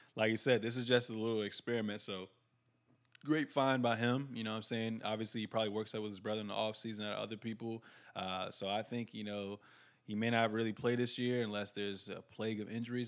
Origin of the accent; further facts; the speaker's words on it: United States; we're from United States.